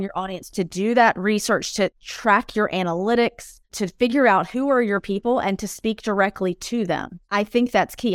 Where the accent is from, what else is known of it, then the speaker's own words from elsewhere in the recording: United States; now in Europe; I'm an American expat living in Europe